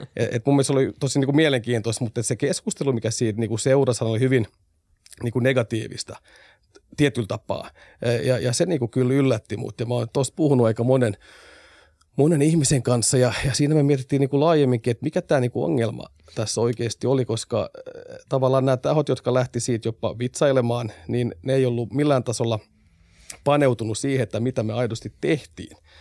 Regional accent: Vaasa, Ostrobothnia, Finland; meillä on valtavasti hienoja investointeja myös tuolla omalla kotiseudullani. Sen verran mainostan nyt Vaasaa tässä

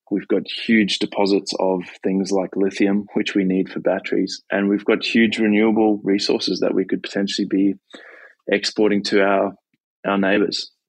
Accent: Australia; I was at uh, COP in Glasgow, and as an Australian, it was it was embarrassing to see the way we were acting on the world stage.

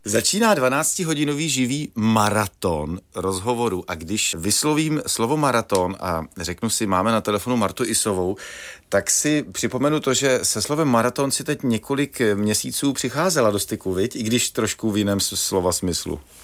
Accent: Czechia; Jsem Čech, eh, jsem na to hrdý

